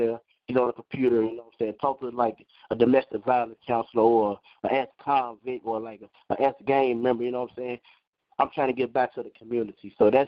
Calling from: Iowa, United States; I'm calling from Iowa.

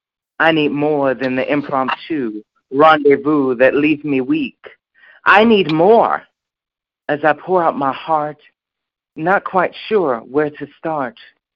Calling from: Chicago, Illinois, United States; I'm from Chicago.

